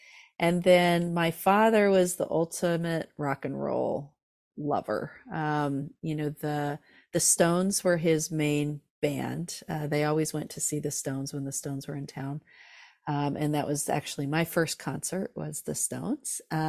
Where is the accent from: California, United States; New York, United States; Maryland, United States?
California, United States; So I grew up in Southern California in Orange County, and music was all around me